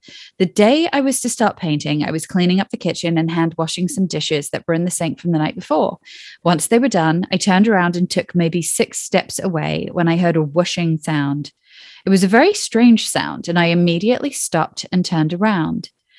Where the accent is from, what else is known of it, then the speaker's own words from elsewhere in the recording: Boston, Massachusetts, United States; moved away; also born or lived in New York City; I grew up outside of Boston and moved to New York City, where I met my friend Tracy in 1996.